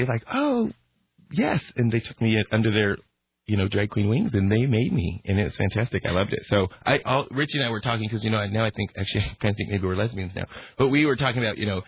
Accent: Portland, Oregon, United States; also born or lived in Santa Monica, California; I am from Portland because I puberized right here in the Rose City. And I actually was born in Santa Monica, California.

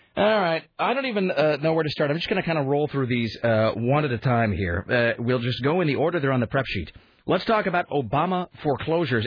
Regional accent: Ellensburg, Washington, United States; now in Portland, United States; growing up in Eastern Washington

